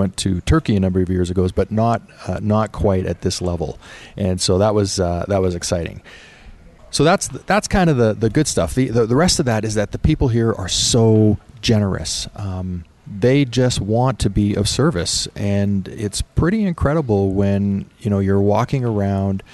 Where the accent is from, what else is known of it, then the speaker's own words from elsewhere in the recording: Canada; I was born in Canada